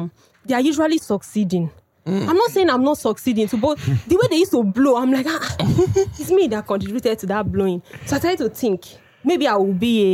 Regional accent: Cross River, Nigeria; I hail from Cross River State. I hail from Cross River State, a very minority group

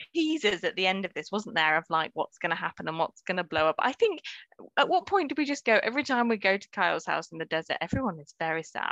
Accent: United Kingdom; as British people

